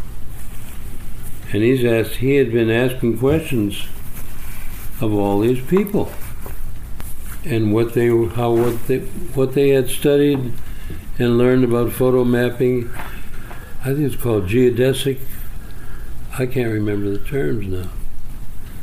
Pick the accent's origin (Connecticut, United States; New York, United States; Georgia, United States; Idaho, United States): Connecticut, United States; Hartford; moved away; also born or lived in Holyoke, Massachusetts; when we moved from Holyoke, and I was about 7 years old. We moved to Hartford, Connecticut for my dad's health.